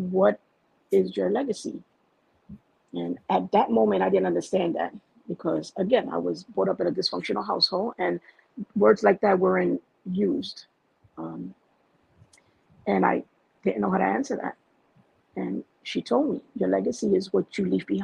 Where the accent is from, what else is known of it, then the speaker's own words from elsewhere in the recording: New York City, New York, United States; moved away as an adult; now in New Jersey, United States; I'm from Bushwick, Brooklyn, born and raised there. I didn't come to Jersey till I was 32